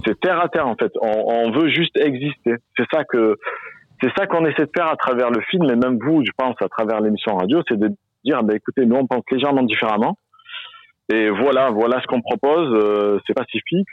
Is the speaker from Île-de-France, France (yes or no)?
no; Marseille, Provence-Alpes-Côte d'Azur, France; je suis à Marseille, 100%